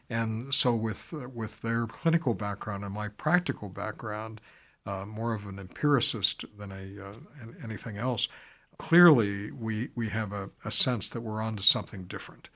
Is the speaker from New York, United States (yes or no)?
no; Pittsburgh, Pennsylvania, United States; now in Chicago, United States; my hometown and, uh, or birth town as I talk it, talk about it, uh, but, um, uh, Pittsburgh